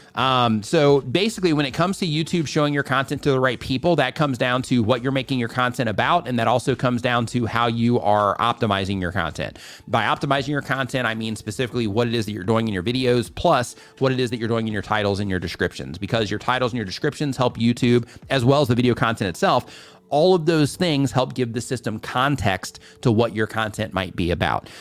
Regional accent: Midwest, United States; I grew up in the, in the Midwest

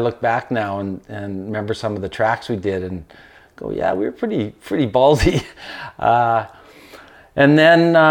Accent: North Vancouver, British Columbia, Canada; also born or lived in Whistler; born and raised in North Vancouver, went to Carson Graham, local boy living on the North Shore

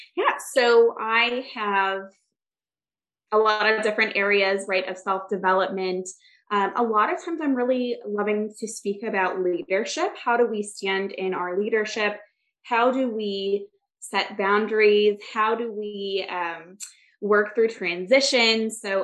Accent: Michigan, United States; now in Orlando, United States; I actually grew up in Michigan

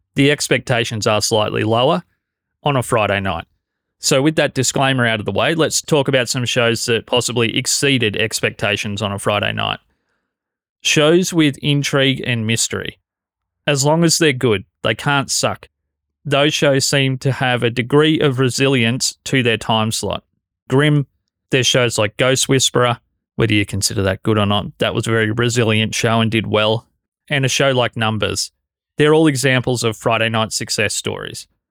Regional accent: Australia; as an Australian

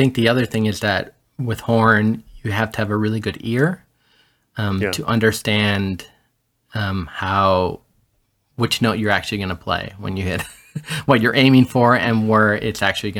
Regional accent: Miami, Florida, United States; also born or lived in Gran Canaria, Spain; And I was born in 73 in La Palma, Gran Canaria, which is a little island off of Africa that is property of Spain. And that's where my grandparents were from. And at some point, my parents decided to move to the States. And I was 6 months old and we came over. Grew up in Miami.

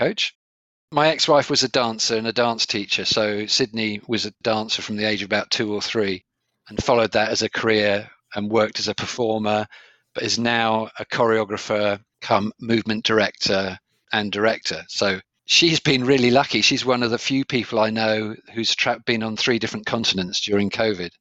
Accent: Sevenoaks, South East England, United Kingdom; moved away as an adult; also born or lived in Leeds / Aden / Toronto / Edmonton; I grew up in a town called Sevenoaks

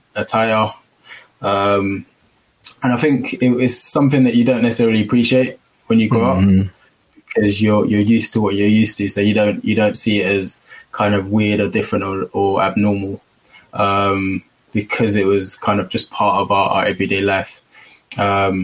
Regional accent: London, United Kingdom; accent: southeast; also born or lived in Liverpool; I part grew up in Liverpool, part grew up in London.

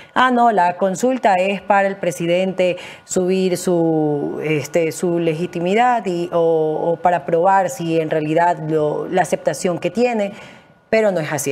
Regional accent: Guayaquil, Guayas, Ecuador; soy de Guayaquil

